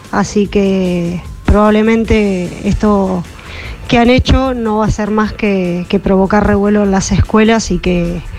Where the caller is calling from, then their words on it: Lavallol, Buenos Aires Province, Argentina; de Lavallol.